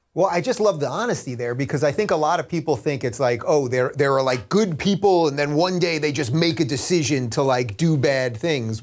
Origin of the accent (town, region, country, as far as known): Long Island, New York, United States; born or raised there